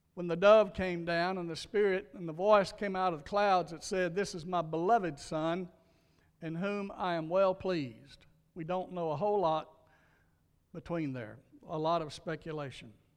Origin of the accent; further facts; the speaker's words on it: Louisiana, United States; my little church where I grew up in Louisiana